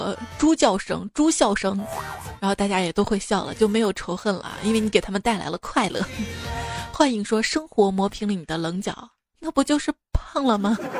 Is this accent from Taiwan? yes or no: no; Hubei, China; 原谅我湖北人